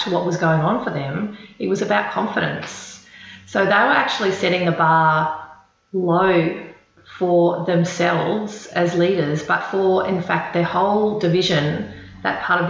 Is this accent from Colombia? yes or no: no; Queensland, Australia; moved away as an adult; now in Melbourne, Australia; Born and bred in Queensland, so I always think of myself as a Queenslander, although I've been in Melbourne for 18 years